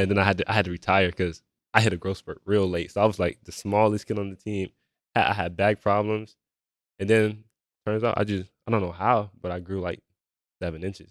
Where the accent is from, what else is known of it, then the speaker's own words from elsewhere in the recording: Melbourne, Florida, United States; also born or lived in Georgia; a young man from Melbourne, Florida